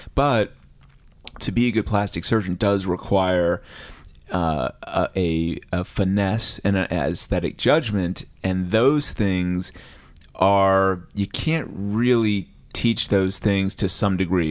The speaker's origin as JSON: {"language": "English", "region": "New Jersey", "country": "United States", "said": "I'm from New Jersey"}